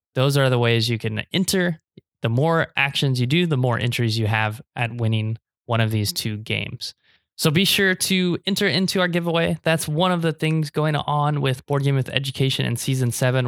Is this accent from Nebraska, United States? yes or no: yes; Nebraska, United States; born or raised there; now in Taiwan